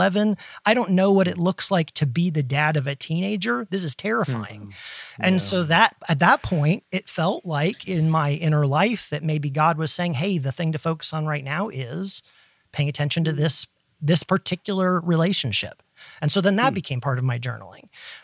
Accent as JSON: {"language": "English", "region": "Ohio", "country": "United States", "tie": "born or raised there", "said": "growing up in Ohio in the Midwest"}